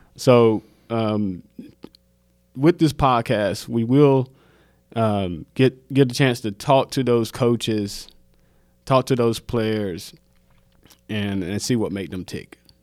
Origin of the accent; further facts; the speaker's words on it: Mount Olive, North Carolina, United States; moved away as an adult; also born or lived in Salisbury, North Carolina; now in Charlotte, United States; I'm either going to the military to get out of Mount Olive